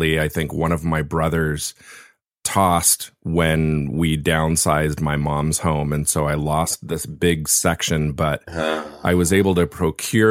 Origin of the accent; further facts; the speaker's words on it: Laguna Beach, California, United States; his church started back in the 70s in Laguna Beach, where I was, which is my hometown.